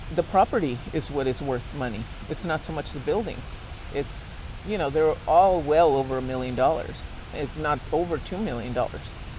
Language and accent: English; Los Angeles, California, United States; I've seen it be built. I've lived here my whole life